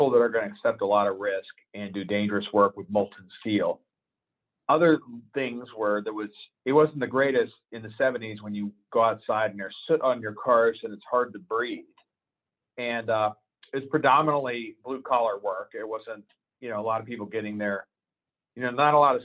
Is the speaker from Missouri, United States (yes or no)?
no; Aliquippa, Pennsylvania, United States; moved away; I grew up in a little town northwest of Pittsburgh called Aliquippa, Pennsylvania